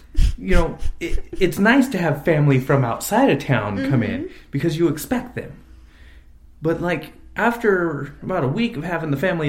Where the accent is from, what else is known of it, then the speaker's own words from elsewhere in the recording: Exeter, California, United States; also born or lived in Visalia; I was born in a town called Visalia, California, about 130,000 people city in central California, about 45 miles south of Fresno. I grew up in a little town to the east of it called Exeter, on H Street.